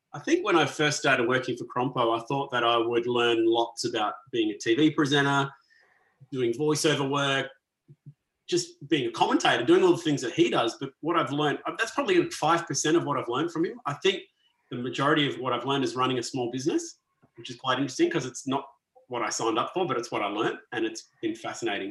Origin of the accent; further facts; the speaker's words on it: Perth, Western Australia, Australia; moved away as an adult; also born or lived in Sydney; now in Melbourne, Australia; I grew up in Perth, uh, so, not, not too so, far from Scarborough.